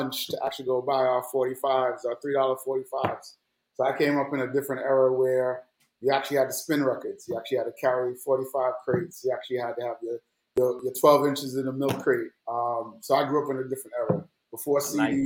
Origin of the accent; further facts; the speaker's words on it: Jamaica; also born or lived in New York; now in Atlanta, United States; growing up in Jamaica